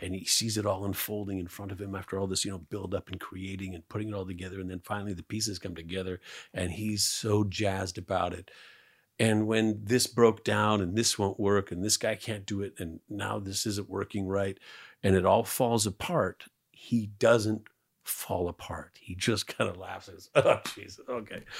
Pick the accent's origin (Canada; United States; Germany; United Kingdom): Canada; moved away; I'm Canadian.